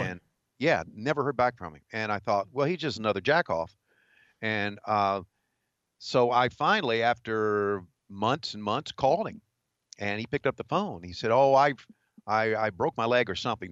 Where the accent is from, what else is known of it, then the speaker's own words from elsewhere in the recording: Virginia, United States; moved away as an adult; also born or lived in Charlotte, North Carolina; growing up in Virginia